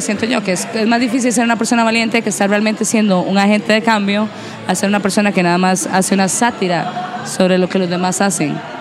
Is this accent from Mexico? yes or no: no; Costa Rica; para nosotros como costarricenses